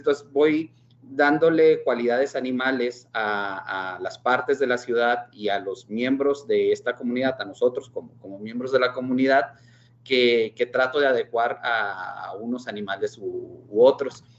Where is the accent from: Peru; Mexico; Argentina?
Mexico; nuestra formación como, como mexicanos católicos